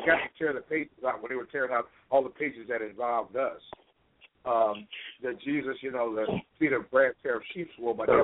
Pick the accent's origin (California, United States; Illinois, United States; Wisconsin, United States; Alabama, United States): Illinois, United States; Chicago; I'm from Chicago. It was right around the corner from my dad's house